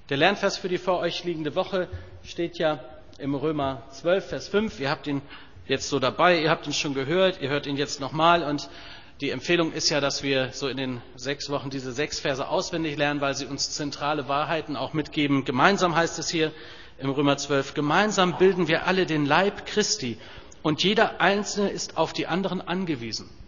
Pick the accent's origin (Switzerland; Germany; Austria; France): Germany; Da bin ich als Deutscher aber doch so geprägt, Küche und Kühlschrank ist kein Thema. In den USA ist das ganz anders.